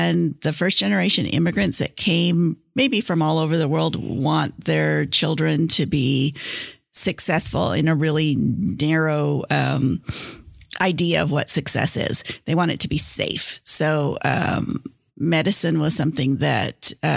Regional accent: Grand Rapids, Michigan, United States; moved away as an adult; also born or lived in India; now in Oklahoma City, United States; I grew up in Michigan, in Grand Rapids, Michigan. And actually, I was born in India, but my parents moved when I was 6 weeks old

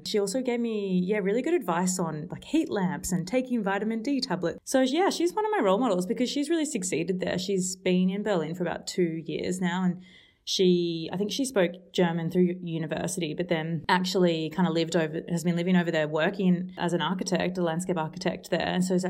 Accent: Sunshine Coast, Queensland, Australia; also born or lived in Melbourne; now in Brisbane, Australia; I live in Brisbane, Australia. I'm actually from Sunshine Coast, Australia, which is about an hour away from here. But I was born in Melbourne, Australia, a bit further south

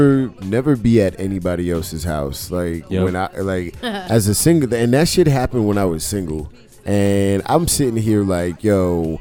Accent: Bronx, New York, United States; And you know, I'm from the Bronx.

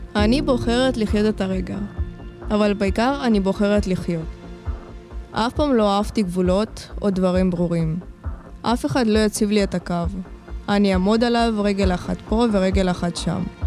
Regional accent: Lod, Central District, Israel; also born or lived in Ukraine; באתי מאוקראינה, נולדתי שם, בגיל חמיש עליתי לארץ. הסתובבנו פה ובסוף נתקענו בלוד

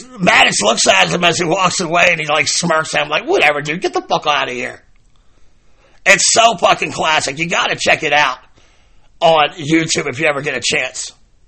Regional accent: Baltimore, Maryland, United States; growing up in Baltimore

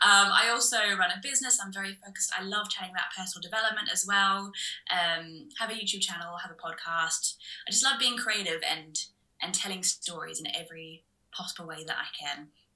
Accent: Australia; now in United Kingdom; So you might hear a slight twang in my voice. I'm from Australia originally. My dad is English, so I feel like when I came over here, I did slot quite quickly into the English

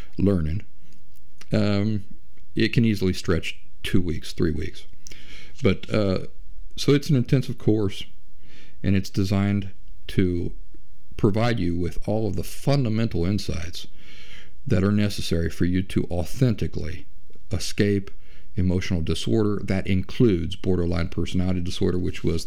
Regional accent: Appalachia, United States; I'm Appalachian

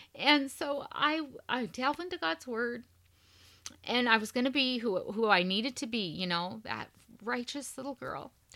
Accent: Montana, United States; moved away; I'm originally from Montana

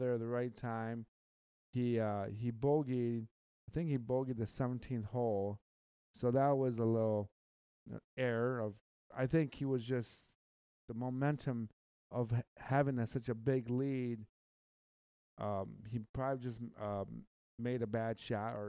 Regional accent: Michigan, United States; I'm from the Midwest. I'm from Michigan. I am from the Great Lakes State

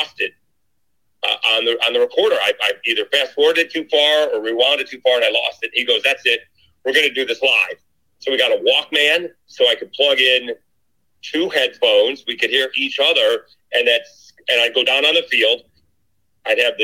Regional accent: Syracuse, New York, United States; moved away as an adult; also born or lived in Lafayette, Louisiana; I'm from Syracuse, New York

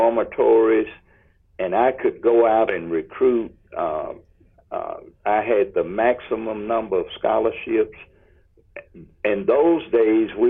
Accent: Union, United States; we're both from Union

